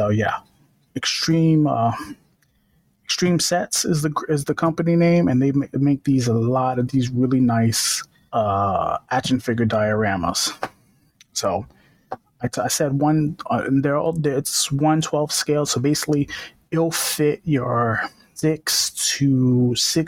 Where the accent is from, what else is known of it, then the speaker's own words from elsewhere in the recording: New York, United States; I'm from New York